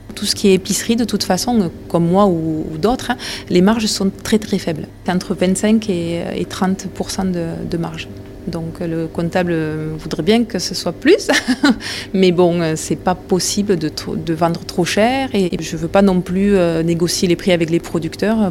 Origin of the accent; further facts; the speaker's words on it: Saint-Affrique, Occitania, France; j'habite dans l'Aveyron depuis ma naissance. Je suis partie un petit peu euh, dans les départements limitrophes, mais après je suis vite revenue à Aveyron. Je suis née ici, à Sainte-Afrique.